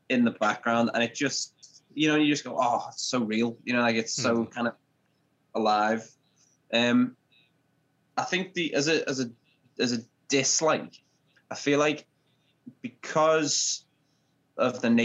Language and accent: English; Liverpool, North West England, United Kingdom; I'm from Liverpool, England